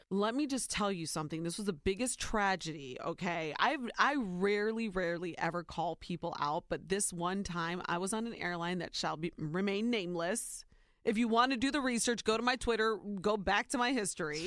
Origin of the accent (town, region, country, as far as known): Ohio, United States; born or raised there